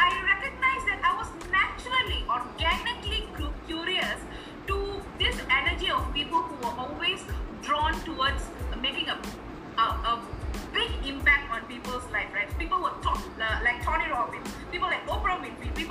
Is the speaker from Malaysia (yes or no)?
yes; Malaysia; moved away as an adult; also born or lived in Bandung, Indonesia; now in Chennai, India; I'm a Malaysian